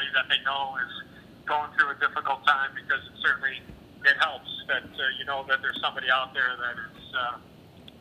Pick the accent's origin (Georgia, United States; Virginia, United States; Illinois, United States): Illinois, United States; Chicago; a local kid playing for my hometown team